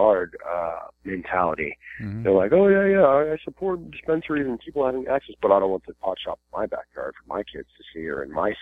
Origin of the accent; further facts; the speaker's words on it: Virginia, United States; I'm from Virginia, and that's just right over the border there.